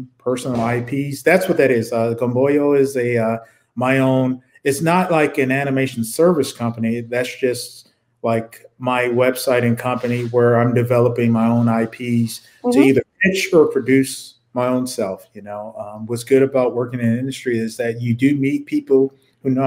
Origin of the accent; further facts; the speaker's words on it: Detroit, Michigan, United States; growing up in Detroit